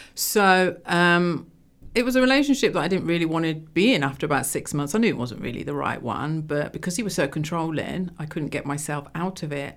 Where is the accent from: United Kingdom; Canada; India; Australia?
United Kingdom; London; moved away; also born or lived in Rugby; I was born in London, Wembley